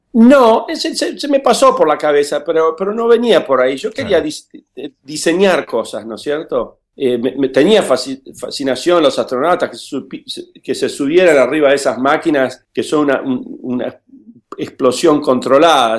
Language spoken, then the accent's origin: Spanish; Buenos Aires, Argentina; also born or lived in Villa Regina, Río Negro, Argentina; crecí en Buenos Aires